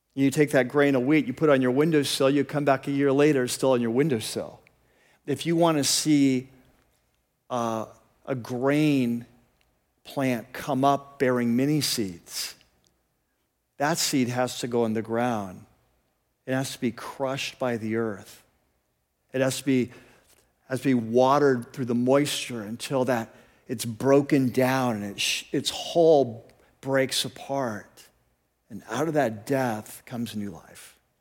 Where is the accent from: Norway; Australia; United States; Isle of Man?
United States; also born or lived in California; as American Christians